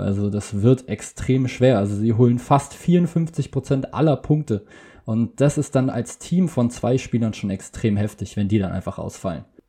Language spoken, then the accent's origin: German; Berlin, Germany; ich komme aus Berlin